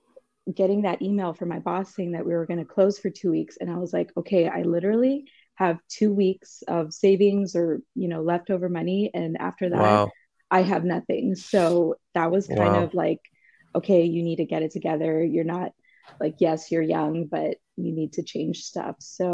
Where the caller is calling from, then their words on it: Los Angeles, California, United States; Los Angeles, so it is early.